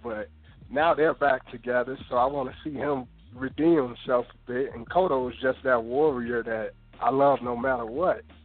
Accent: Chicago, Illinois, United States; now in Iowa, United States; originally from Chicago, but calling from Iowa right now

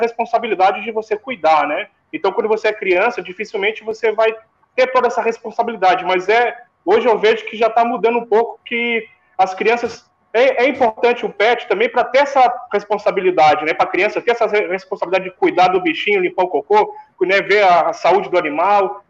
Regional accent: Rio Grande do Sul, Brazil; moved away; Eu, quando eu saía da escola, eu morava, eu sou gaúcho, né? Eu morava no Rio Grande do Sul

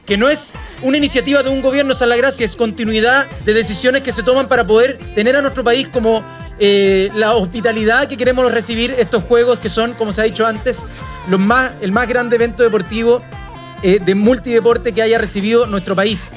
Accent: Chile; para poder representar una bandera, en este caso representarnos como chilenos y chilenas.

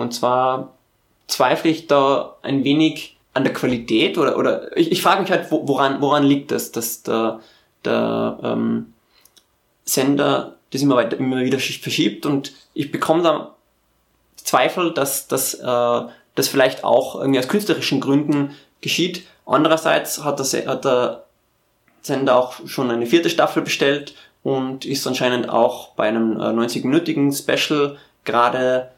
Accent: Tyrol, Austria; ich bin ja aus Tirol, da trinkt man Zipfer

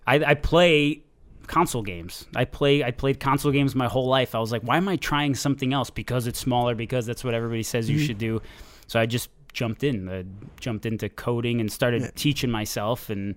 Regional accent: Watertown, Connecticut, United States; also born or lived in Florida; I came from East Coast, originally from Connecticut, Watertown, Connecticut.

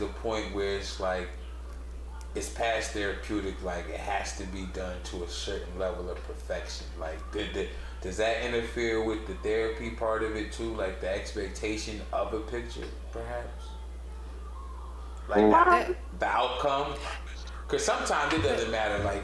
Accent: Boston, Massachusetts, United States; I'm from Boston

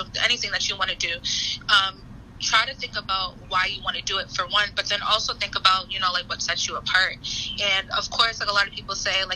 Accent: Boston, Massachusetts, United States; moved away as an adult; now in Philadelphia, United States; I am from Boston, Massachusetts, and I came to Philadelphia

